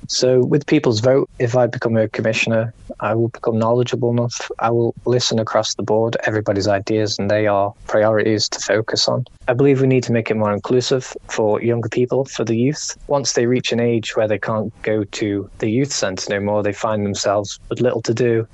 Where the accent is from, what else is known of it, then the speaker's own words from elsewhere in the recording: Ramsey, Isle of Man; Ramsey's my hometown